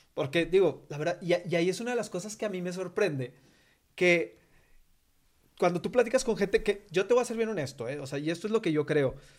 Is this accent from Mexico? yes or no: yes; Coahuila, Mexico; yo soy de Coahuila